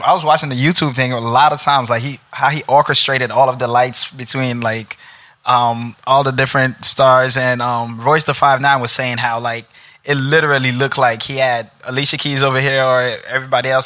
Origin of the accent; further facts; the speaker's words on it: New York City, New York, United States; now in New Jersey, United States; Originally from Brooklyn, but live in Jersey now.